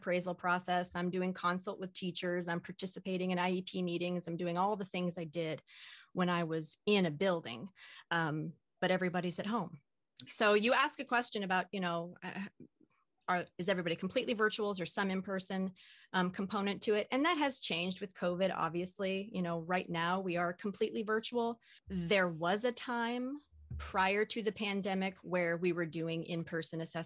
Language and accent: English; Southern Oregon, United States; moved away as an adult; also born or lived in New Jersey / Austin, Texas; now in Pacific Northwest, United States; I was actually born and raised in Southern Oregon